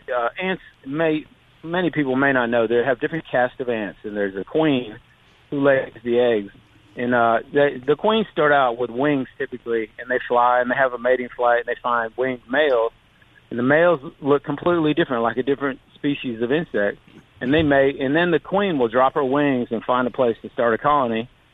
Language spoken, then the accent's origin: English; Maine, United States; now in Mississippi, United States; My dad was actually an entomologist. He studied wasps, and that's why we moved to Mississippi. We came from Maine, and he got his PhD here at the university.